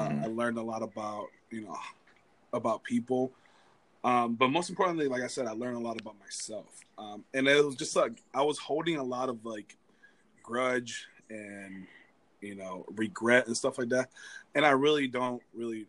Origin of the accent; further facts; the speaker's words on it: Florida, United States; also born or lived in Cuba; now in California, United States; I'm from Florida